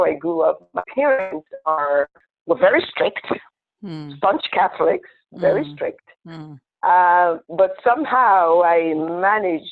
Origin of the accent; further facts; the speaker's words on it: Enugu, Enugu State, Nigeria; moved away as an adult; also born or lived in Owerri, Imo State; now in United States; I was born in Enugu, and I grew up predominantly in Enugu